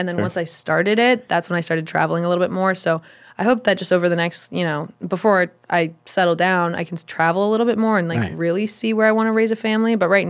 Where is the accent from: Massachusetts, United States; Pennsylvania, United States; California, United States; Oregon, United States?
California, United States; Redondo Beach; Redondo Beach. Do you know where that is?